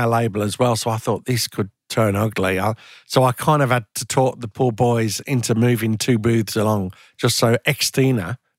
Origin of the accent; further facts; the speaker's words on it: Birmingham, West Midlands, United Kingdom; I was from Birmingham, from a council estate, and ended up working at a fairly senior level in the music industry.